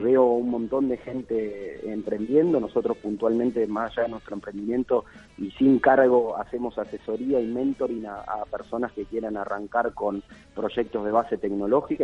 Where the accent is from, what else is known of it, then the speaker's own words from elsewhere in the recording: Rosario, Santa Fe, Argentina; moved away; also born or lived in Buenos Aires; Yo soy rosarino, pero viví mucho tiempo afuera y poder volver ahora a Rosario